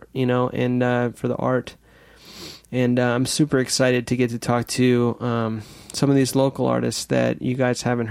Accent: Claremont, New Hampshire, United States; I'm from Claremont, New Hampshire, born in New Hampshire.

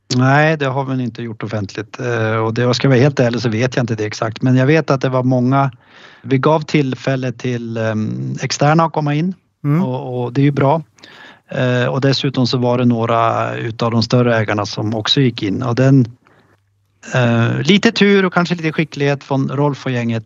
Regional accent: Östersund, Jämtland, Sweden; Östersund, alltså där, min hemstad och där vi har vårt huvudkontor

